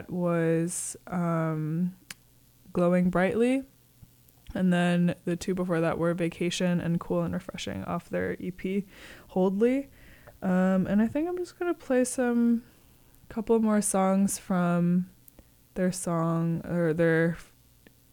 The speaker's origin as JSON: {"language": "English", "region": "Connecticut", "country": "United States", "moved": "yes", "lives_now": "San Francisco, United States", "said": "I'm also from New England. I'm from Connecticut."}